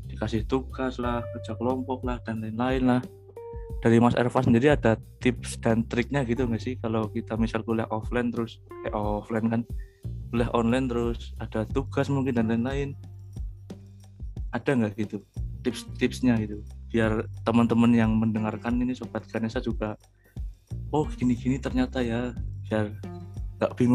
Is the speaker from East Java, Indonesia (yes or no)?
no; Kebumen, Central Java, Indonesia; Jadi aku dari Kebumen.